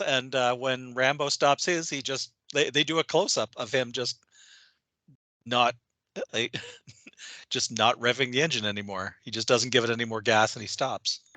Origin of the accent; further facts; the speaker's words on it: Minnesota, United States; I'm in Minnesota. I grew up in Minnesota